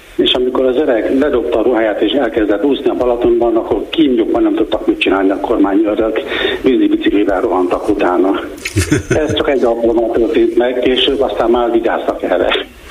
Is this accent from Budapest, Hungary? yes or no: yes; Budapest, Hungary; now in Vietnam; magyarnak tekintem magam, lévén, hogy Budapesten születtem, a tizenegy kerületben